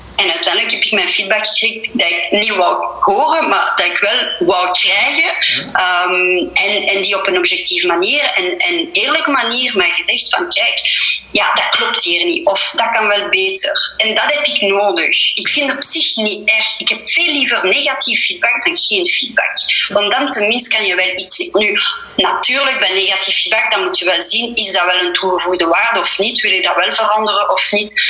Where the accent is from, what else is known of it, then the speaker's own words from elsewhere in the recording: Verviers, Wallonia, Belgium; first language French; Dutch is a second language; geboren en getogen in Verviers, dus ik ben wel Franstalig